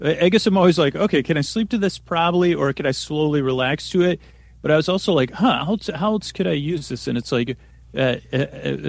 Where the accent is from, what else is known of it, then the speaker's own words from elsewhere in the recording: Syracuse, New York, United States; I grew up in upstate New York, or central New York, they call it if you live in New York, Syracuse